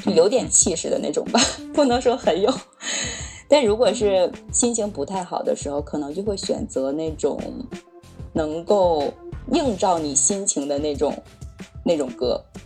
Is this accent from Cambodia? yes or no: no; Northeast China, China; also born or lived in Beijing; now in Tianjin, China; 我是东北人，对。 在北京待过，现在在天津